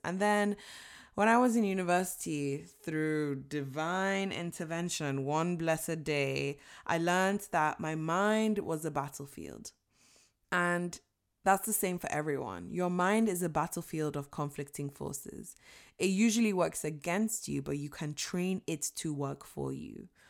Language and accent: English; Nigeria; I was born and raised in Nigeria